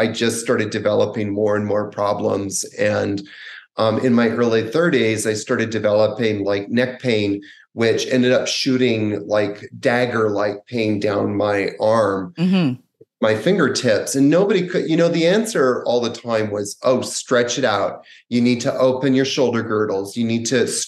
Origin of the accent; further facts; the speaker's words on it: Canada; when I was about 18, growing up in Canada